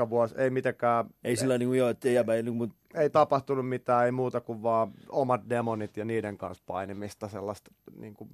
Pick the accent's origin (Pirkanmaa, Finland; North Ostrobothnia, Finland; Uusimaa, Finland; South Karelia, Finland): Uusimaa, Finland; Helsinki; Mä oon syntynyt ihan kuule Kätilöopistolla Helsingissä.